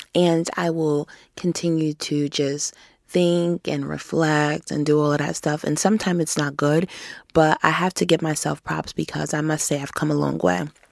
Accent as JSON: {"language": "English", "region": "New York", "country": "United States", "said": "in New York State, I'm from New York State"}